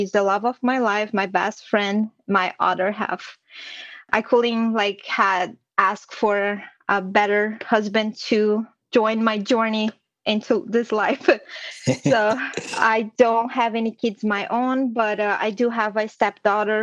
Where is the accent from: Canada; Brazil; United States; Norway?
Brazil; moved away; I was born and raised in Brazil in a small town where everyone knows each other